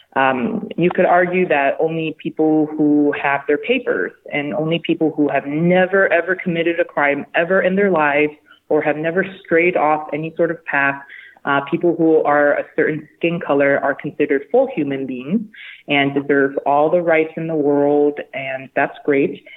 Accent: Houston, Texas, United States; I am from Houston, Texas

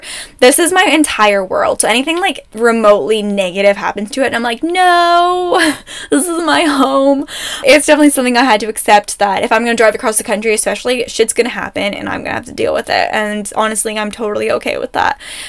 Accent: Ontario, Canada; now in Alberta, Canada; I'm from Ontario for the most part of my life, so excuse me if this is wrong, but Ontario uses salt trucks.

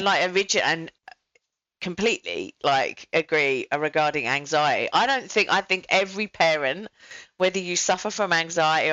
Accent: England, United Kingdom; now in Australia; I'm an English person in Australia

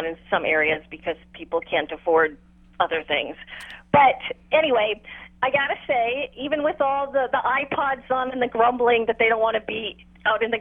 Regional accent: New York, United States; moved away; how I grew up in New York, we had a small patio

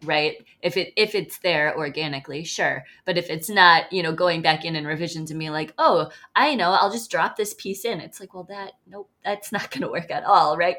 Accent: Midwest, United States; now in Sun Prairie, United States; as a Midwesterner

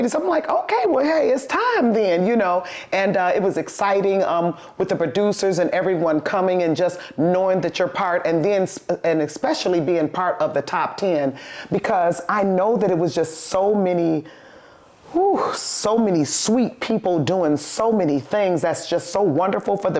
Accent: Highland Park, Michigan, United States; I was born in Highland Park, too. Detroit Osteopathic Hospital

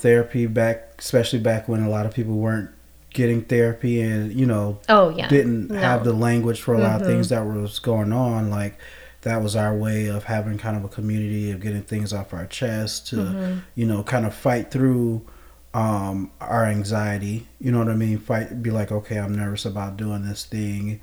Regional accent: Flint, Michigan, United States; moved away as an adult; also born or lived in Big Rapids, Michigan; I come from Flint

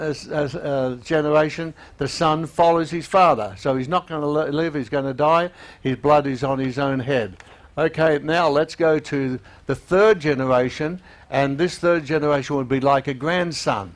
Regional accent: Australia; also born or lived in Melbourne; being an Australian

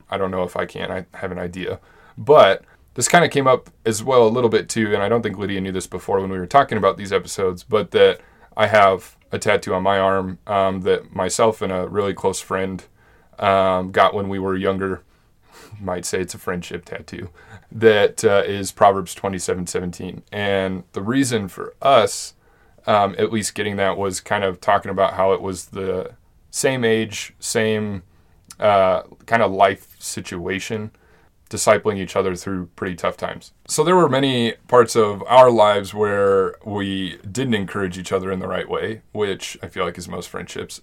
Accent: Monument, Colorado, United States; we grew up in Monument

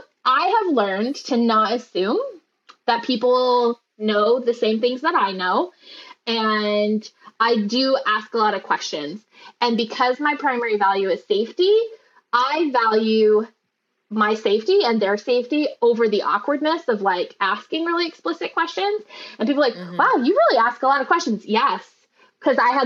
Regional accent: Utah, United States; I am from Utah, where we have terrible sex ed

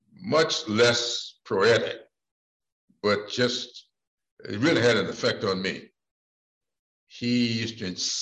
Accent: Sumter, South Carolina, United States; public library in my hometown of Sumter when I was growing up

